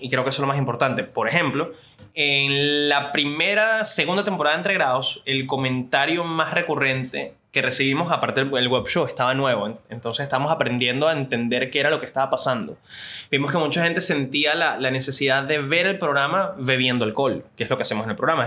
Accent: Venezuela; yo soy un venezolano

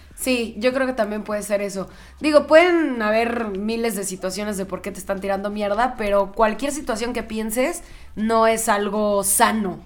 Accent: Mexico; soy súper mexa

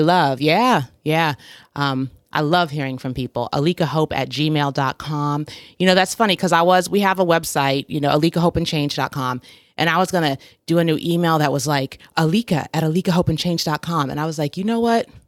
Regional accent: Portland, Oregon, United States; growing up in Portland

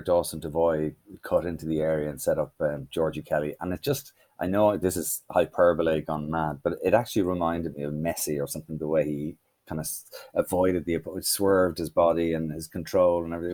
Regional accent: Ireland; we're from Ireland

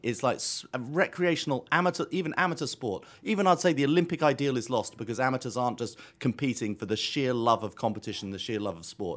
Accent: England, United Kingdom; now in New York, United States; We're English in America

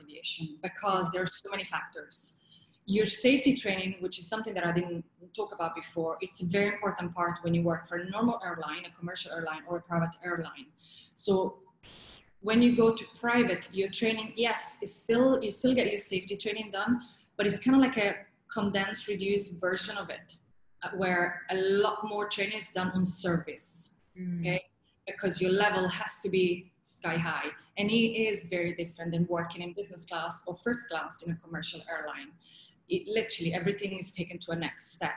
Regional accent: Italy; accent: Italian; English is a second language; moved away as an adult; also born or lived in England; my Italian accent was too strong

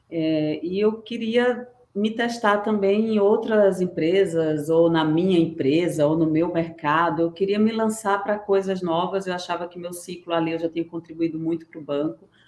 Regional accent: Recife, Pernambuco, Brazil; moved away as an adult; now in São Paulo, Brazil; Eu, eu sou pernambucana, tá? Eu vim de Recife, estou em São Paulo há 15 anos já.

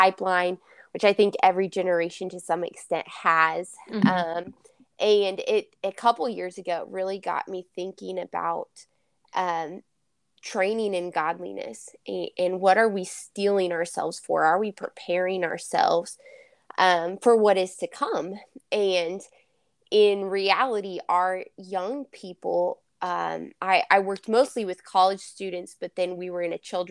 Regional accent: Kansas, United States; I am from Kansas

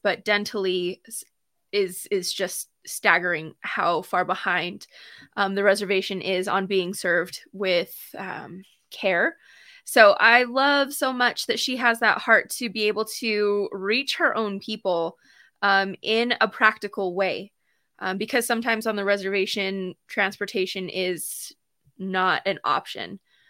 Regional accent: New Mexico, United States; I'm from New Mexico, for those who don't know.

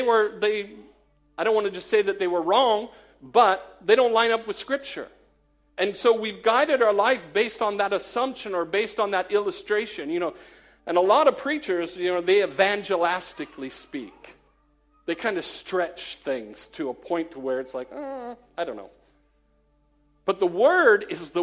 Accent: United States; moved away as an adult; now in Cheadle Hulme, United Kingdom; I'm an American

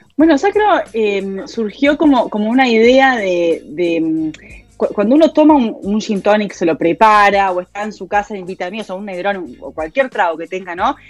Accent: Montevideo, Uruguay; also born or lived in Spain; yo soy de Montevideo

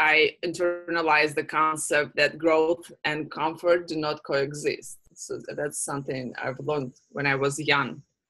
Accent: Russia; And I know, just because I came from Russia, where these type of organizations do not exist.

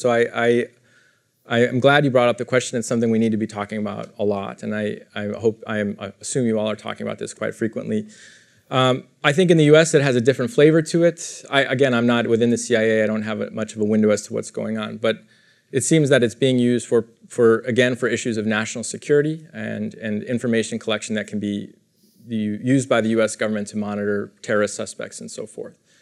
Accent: United States; as an American citizen

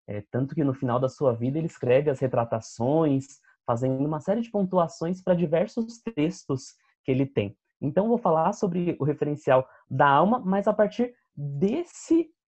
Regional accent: Campinas, São Paulo, Brazil; eu sou de Campinas

